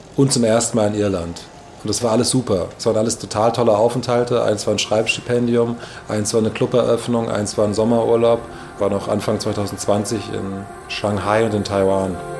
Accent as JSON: {"language": "German", "town": "Maintal", "region": "Hesse", "country": "Germany", "tie": "born or raised there", "moved": "as an adult", "lives_now": "Berlin, Germany", "said": "Maintal bei Frankfurt, wo ich aufgewachsen bin, und Berlin, wo ich in den letzten 15 Jahren am meisten Zeit verbracht habe"}